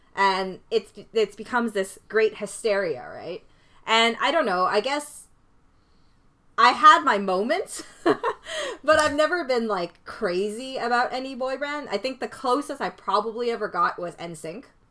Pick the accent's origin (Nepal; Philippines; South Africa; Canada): Canada; I didn't immigrate here. I was born in Canada.